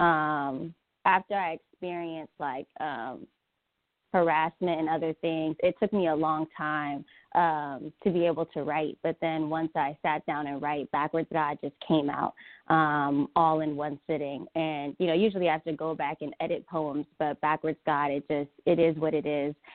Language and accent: English; Atlanta, Georgia, United States; we're both from Atlanta, Georgia